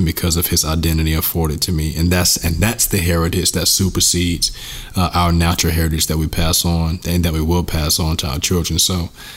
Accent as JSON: {"language": "English", "country": "United States", "said": "I definitely have an identity as an American"}